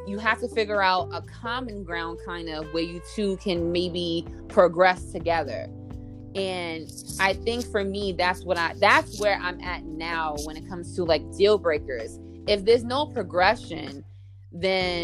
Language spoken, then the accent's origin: English; New York City, New York, United States; growing up in New York City